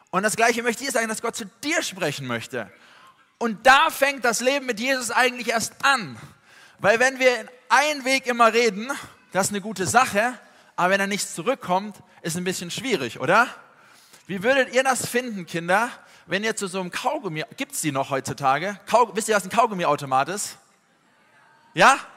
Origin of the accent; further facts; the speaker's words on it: Tübingen, Baden-Württemberg, Germany; sondern ich komme eigentlich aus Süddeutschland, aus Tübingen bei Stuttgart.